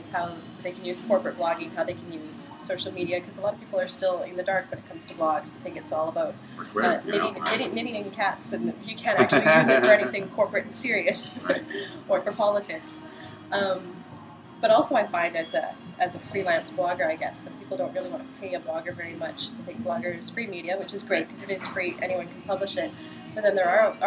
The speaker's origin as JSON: {"language": "English", "town": "Surrey", "region": "British Columbia", "country": "Canada", "tie": "born or raised there", "said": "born and raised in Surrey."}